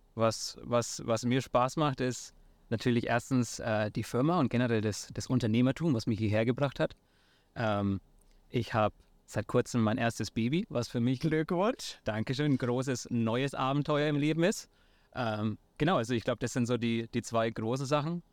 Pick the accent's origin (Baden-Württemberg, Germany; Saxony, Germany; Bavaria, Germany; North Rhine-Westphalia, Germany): Bavaria, Germany; near Nuremberg; accent: Franconian; moved away as an adult; also born or lived in San Francisco, United States; ich komme, wie vielleicht manche an meinem Akzent auch noch hören, ursprünglich aus der Nähe von Nürnberg in, in Bayern in Deutschland